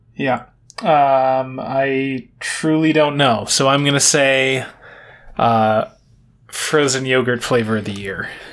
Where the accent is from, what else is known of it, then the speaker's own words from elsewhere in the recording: United States; I am American